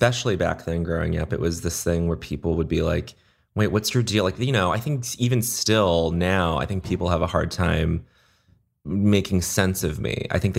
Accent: Brisbane, Queensland, Australia; born there; moved away; also born or lived in Montreal, Canada / United States; I mean, I was born in Brisbane, Australia. We moved to Montreal and then we moved to the US.

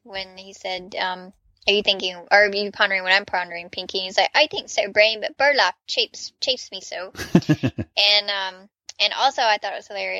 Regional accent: the South, Southern United States, United States; as a Southerner

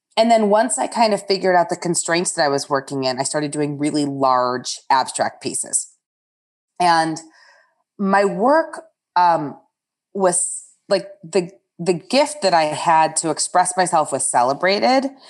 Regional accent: outside of Detroit, Michigan, United States; moved away as an adult; also born or lived in upstate New York / Chicago; I grew up outside of Detroit

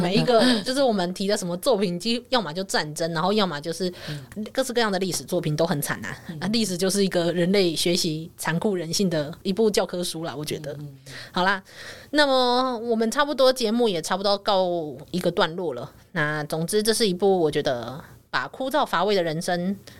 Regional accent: Taiwan; 我还是一个台湾人的身份

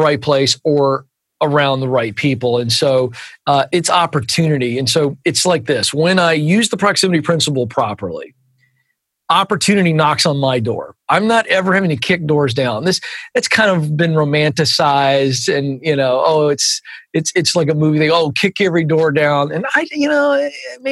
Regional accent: Virginia, United States; accent: Southern; moved away; also born or lived in Suwanee, Georgia; I'm a Virginian

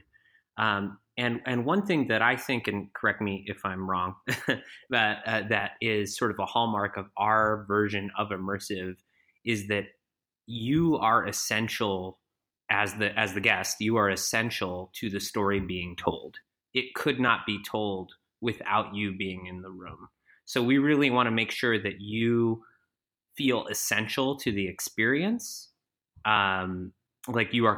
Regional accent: Bloomington, Indiana, United States; also born or lived in Vermont; I was born in Vermont, but I grew up in southern Indiana, just outside of Bloomington

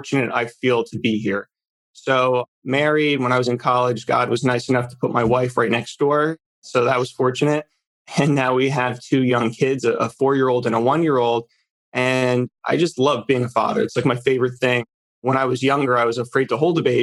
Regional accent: New Jersey, United States; So I grew up in New Jersey, the northern part. We kind of refer to it as North Jersey here

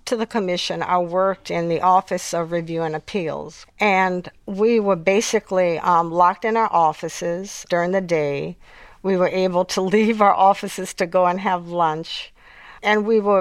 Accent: New Orleans, Louisiana, United States; growing up in New Orleans. I grew up in a very volatile period.

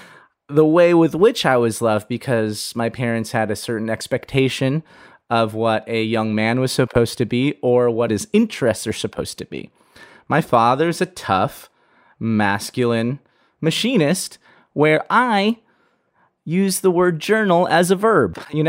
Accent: United States; born there; I was born in the United States, and I was a sensitive child.

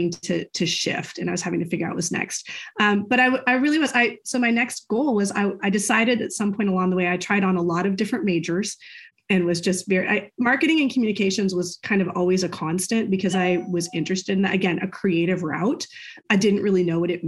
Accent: United States; I'm an American

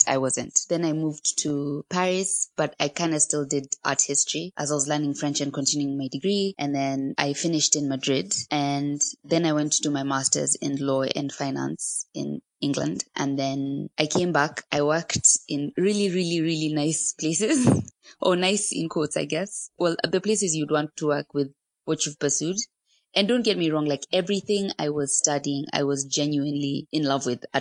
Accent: Nairobi, Kenya; also born or lived in Taita; I'm from Nairobi, Kenya, although I'm from Taita

